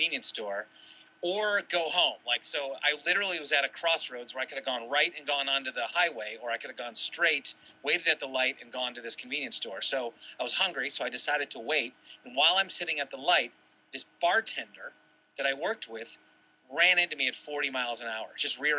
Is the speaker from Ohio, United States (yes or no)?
yes; Toledo, Ohio, United States; also born or lived in Boulder, Colorado; now in San Diego, United States; I was born in Toledo